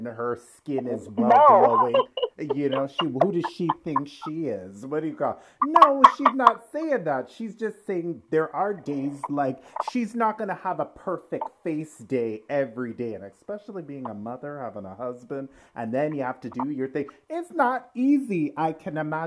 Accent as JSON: {"language": "English", "town": "Pickering", "region": "Ontario", "country": "Canada", "tie": "born or raised there", "lives_now": "Toronto, Canada", "said": "I grew up in Pickering"}